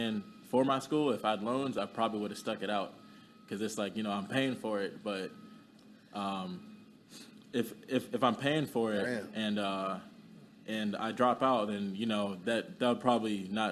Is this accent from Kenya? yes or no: yes; Kenya; moved away; I'm from Kenya.